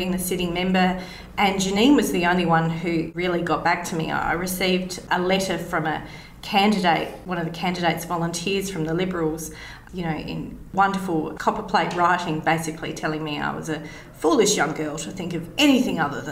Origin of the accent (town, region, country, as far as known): South Australia, Australia; born or raised there; also born or lived in Torquay, England